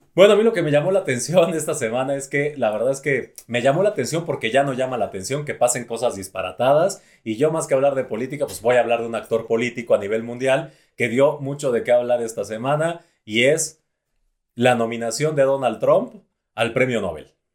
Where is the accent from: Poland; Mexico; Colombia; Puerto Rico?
Mexico; los mexicanos somos muy creativos